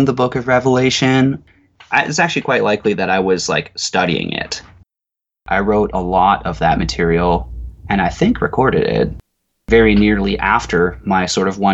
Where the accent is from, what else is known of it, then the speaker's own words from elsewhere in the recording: Nanaimo, British Columbia, Canada; I grew up in Nanaimo at a time 20 years ago.